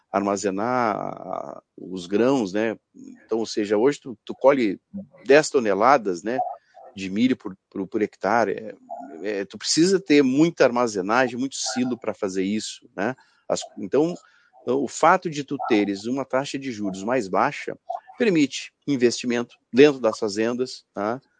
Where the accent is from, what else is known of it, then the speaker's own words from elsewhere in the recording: Porto Alegre, Rio Grande do Sul, Brazil; já está dando efeito aqui no sul do Brasil, né? Eu sou aqui de Porto Alegre